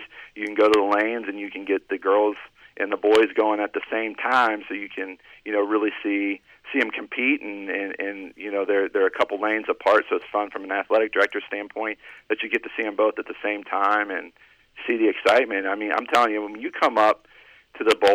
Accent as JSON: {"language": "English", "town": "Columbus", "region": "Ohio", "country": "United States", "tie": "born or raised there", "moved": "as an adult", "lives_now": "Cincinnati, United States", "said": "I grew up in Columbus, played sports in Columbus, and until I moved to Cincinnati"}